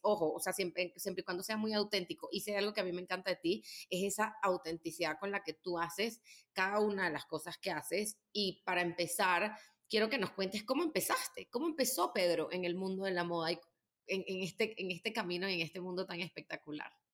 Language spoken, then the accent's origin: Spanish; Venezuela; now in Mexico; llegamos como unos venezolanos que llegaron ahí